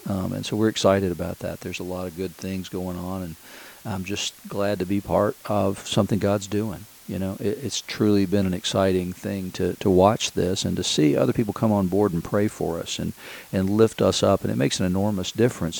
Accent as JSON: {"language": "English", "town": "Chattanooga", "region": "Tennessee", "country": "United States", "tie": "born or raised there", "moved": "yes", "lives_now": "Asheville, United States", "said": "Chattanooga, Tennessee, where I grew up"}